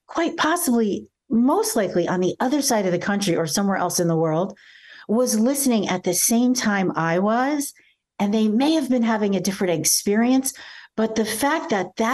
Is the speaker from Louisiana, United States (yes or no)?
no; Irvington, New Jersey, United States; also born or lived in Belleville, New Jersey; now in West Palm Beach, United States; I was born in Belleville, New Jersey. So I'm a Jersey girl, and I grew up in a little town, I call it a city town, called Irvington, New Jersey